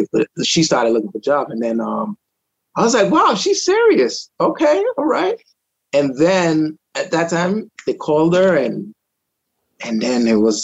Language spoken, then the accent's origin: English; Trinidad & Tobago; also born or lived in Rhode Island, United States; now in Florida, United States; I was born in Trinidad. I came in 87